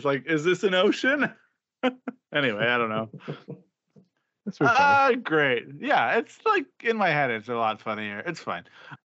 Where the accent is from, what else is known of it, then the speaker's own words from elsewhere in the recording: Canada; I love being Canadian.